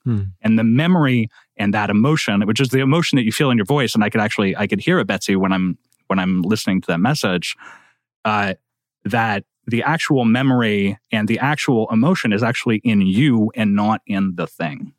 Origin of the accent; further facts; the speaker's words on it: Quebec, Canada; Quebec, where I come from